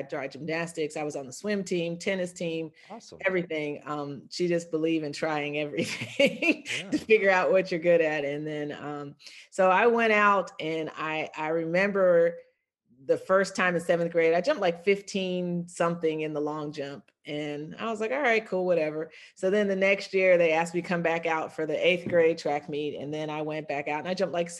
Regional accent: Virginia, United States; also born or lived in Fort Leavenworth, Kansas; I grew up in Virginia

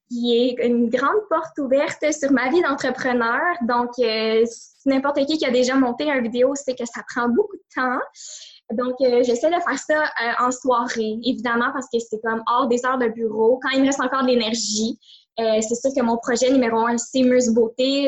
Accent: Montreal, Quebec, Canada; je viens de la grande région de Montréal

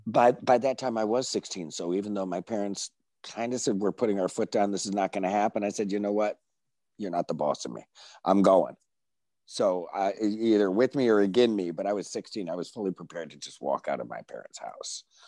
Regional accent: Binghamton, New York, United States; I grew up in the Wonder Years in Binghamton, New York.

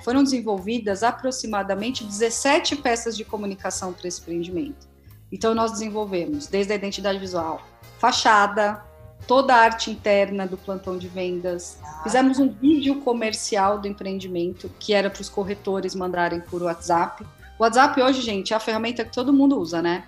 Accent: Santo André, São Paulo, Brazil; also born or lived in São Bernardo do Campo; now in São Caetano do Sul, Brazil; Eu sou de Santo André. Sou de ah, Santo André, claro. atualmente moro em São Caetano

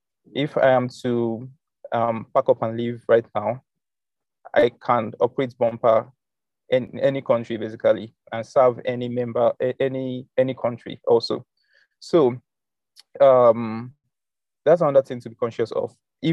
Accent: South Africa; Like, I'm a South African, I can sign up on HostNowNow and get a domain name

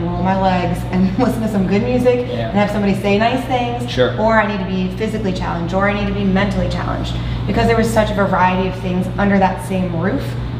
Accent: New Jersey, United States; moved away; I come from New Jersey.

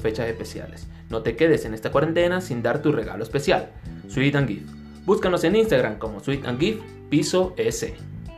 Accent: Venezuela; now in Ecuador; Soy un venezolano de Ecuador

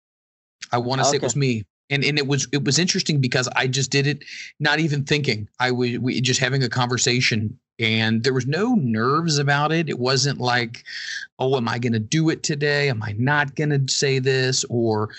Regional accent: Cincinnati, Ohio, United States; born or raised there

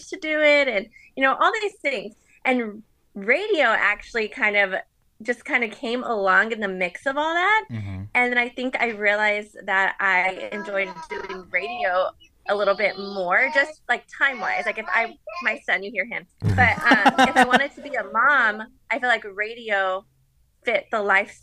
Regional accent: Phoenix, Arizona, United States; growing up in Phoenix, I was a really big Diamondbacks fan

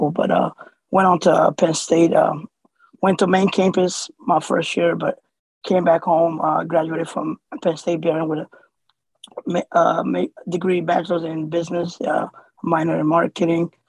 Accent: Somalia; born there; moved away; Originally, I was born in Somalia. Uh, my family came here in 96 uh, as a refugee uh, in the summertime, with, speaking no English.

